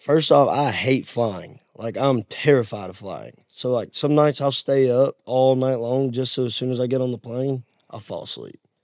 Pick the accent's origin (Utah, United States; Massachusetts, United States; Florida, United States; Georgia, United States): Georgia, United States; now in Nashville, United States; my hometown's on the uh, Alabama and Georgia line on yeah. the Chattahoochee River